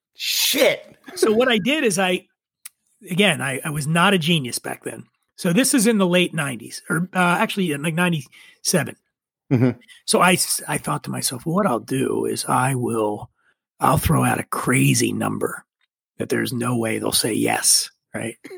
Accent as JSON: {"language": "English", "town": "Philadelphia", "region": "Pennsylvania", "country": "United States", "tie": "born or raised there", "moved": "as an adult", "said": "I grew up in Philadelphia, Pennsylvania. Obviously, Phillies fan. I grew up poor in Philly"}